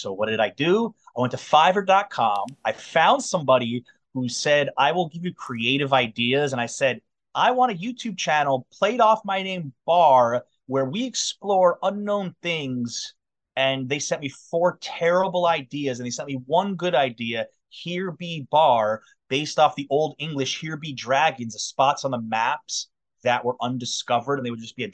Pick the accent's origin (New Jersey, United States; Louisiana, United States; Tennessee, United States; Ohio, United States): New Jersey, United States; Fair Lawn; moved away as an adult; also born or lived in Manhattan, New York / Brooklyn, New York; now in New York City, United States; Grew up in Fairlawn, New Jersey